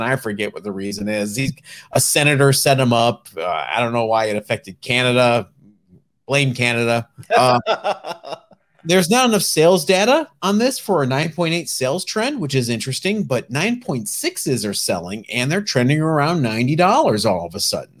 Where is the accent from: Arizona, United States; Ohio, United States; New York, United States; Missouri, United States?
Ohio, United States; Northeast; I'm from Northeast Ohio